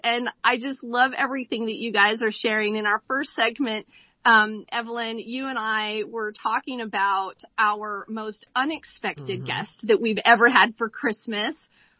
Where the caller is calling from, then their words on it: Boise, Idaho, United States; And I am calling in from Boise, Idaho.